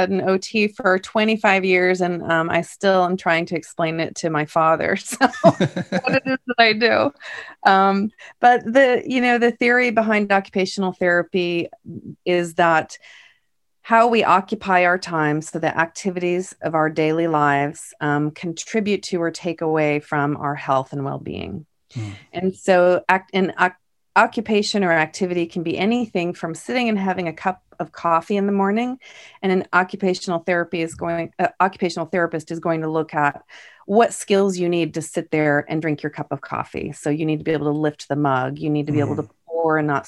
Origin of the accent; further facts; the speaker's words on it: East Coast, United States; moved away as an adult; now in California, United States; when I moved to California, because I'm from the East Coast originally, I moved to California in 2003